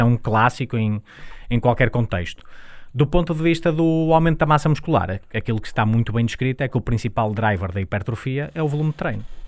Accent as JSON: {"language": "Portuguese", "town": "Santo Tirso", "region": "Norte", "country": "Portugal", "tie": "born or raised there", "said": "nós nascemos em Santo Tirso, eu e a empresa"}